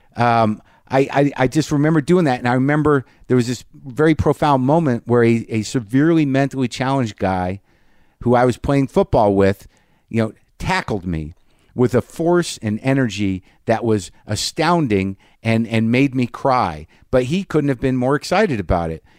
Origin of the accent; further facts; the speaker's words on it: Albuquerque, New Mexico, United States; moved away; also born or lived in New Jersey / Alaska; I've been in Albuquerque, my hometown, for a couple of days